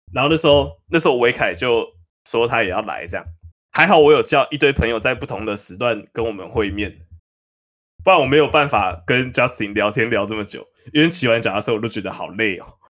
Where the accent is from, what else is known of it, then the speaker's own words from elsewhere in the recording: New Taipei, Taiwan; 我是新北人